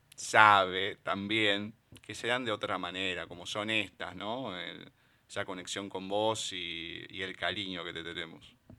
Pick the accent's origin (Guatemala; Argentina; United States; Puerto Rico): Argentina; somos argentinos